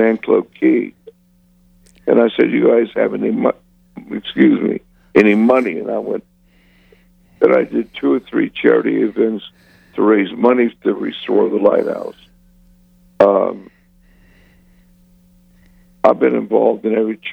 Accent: Tarpon Springs, Florida, United States; moved away as an adult; also born or lived in Atlanta, Georgia; I was born and raised in Tarpon Springs, and I played under the lighthouse when I was a kid

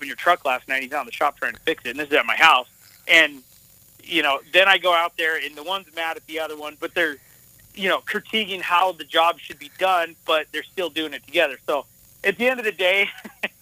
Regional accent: Montana, United States; also born or lived in Las Vegas, Nevada; I went with my mom to Montana, and that's where I kind of learned this cowboy stuff

